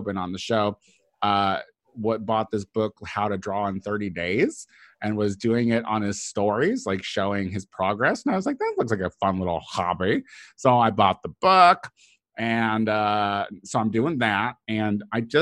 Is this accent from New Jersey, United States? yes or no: no; Illinois, United States; I'm from Illinois